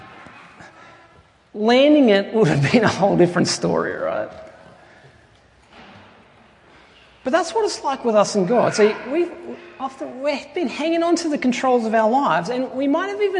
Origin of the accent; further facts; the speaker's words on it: Tumut, New South Wales, Australia; my hometown, which is in southern New South Wales, a little place called Tumut.